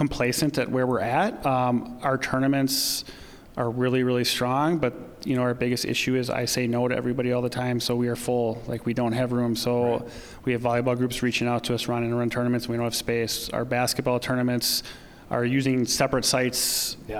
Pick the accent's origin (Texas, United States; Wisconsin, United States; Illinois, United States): Wisconsin, United States; Pulaski; also born or lived in Waukesha, Wisconsin; now in Appleton, United States; I'm from Pulaski. I'm a 2003 graduate, Pulaski High School